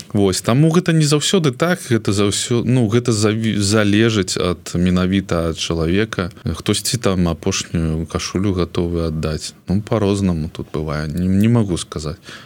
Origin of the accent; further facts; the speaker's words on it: Belarus; moved away; я адчуваю сабе беларуса маі там карані там там моя сям'я там моя радзіма